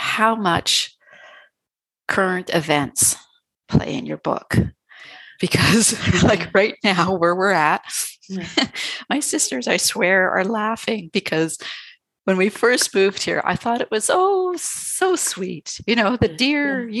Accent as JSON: {"language": "English", "country": "Canada", "said": "being Canadian"}